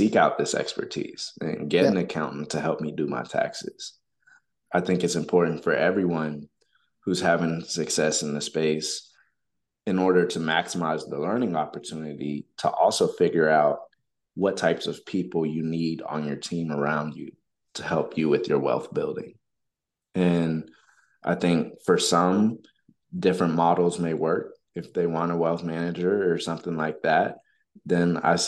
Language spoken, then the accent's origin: English; Texas, United States; Texas is my home state